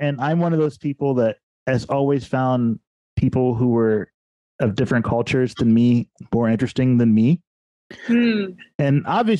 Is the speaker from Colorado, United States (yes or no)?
no; Xenia, Ohio, United States; also born or lived in Dayton, Ohio; I am your host. I'm a bass player and songwriter from the Gem City, Dayton, Ohio. But really, I grew up in Xenia.